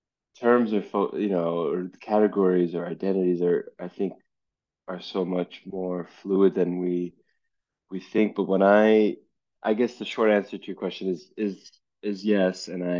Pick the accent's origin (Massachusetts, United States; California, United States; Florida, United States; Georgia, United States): California, United States; Los Angeles; growing up in Los Angeles